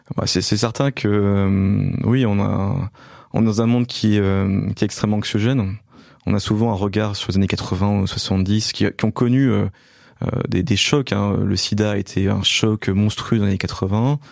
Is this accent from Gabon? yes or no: no; Belfort, Bourgogne-Franche-Comté, France; je suis né en fait à Belfort, donc dans l'est de la France